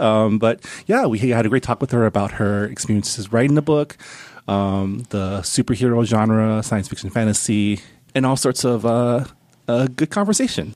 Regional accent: Los Angeles, California, United States; a fellow Southern California, Los Angeles person

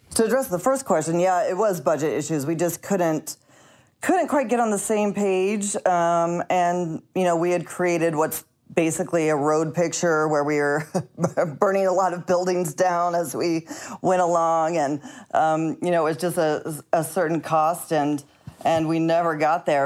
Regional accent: Missouri, United States; moved away; I'm from Missouri.

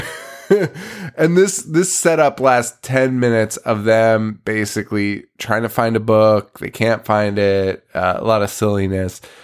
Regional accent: New England, United States; we're from New England

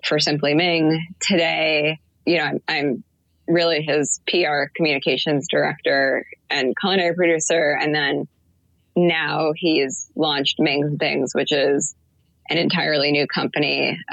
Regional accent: Chicago, Illinois, United States; moved away as an adult; I was supposed to move home. I'm from Chicago.

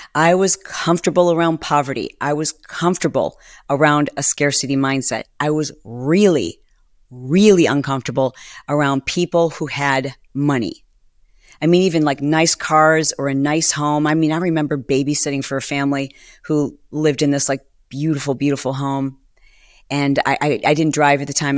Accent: Michigan, United States; also born or lived in Detroit; I was born in Detroit and I moved around Michigan and I, I lived in small auto worker towns

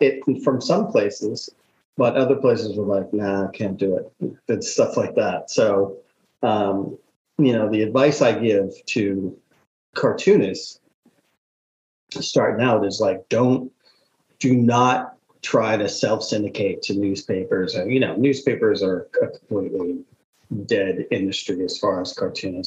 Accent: Boston, Massachusetts, United States; I grew up in Boston

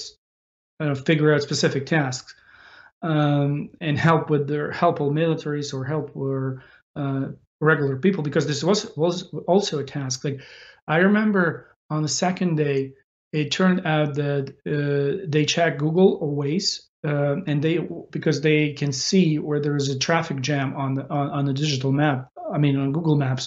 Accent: Ukraine; we fight for our nation, for our existence of the nation of Ukraine

